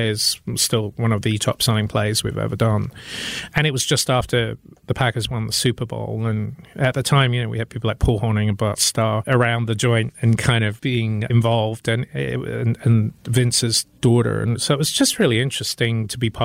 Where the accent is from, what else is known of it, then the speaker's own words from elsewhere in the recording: United Kingdom; now in Milwaukee, United States; as a Brit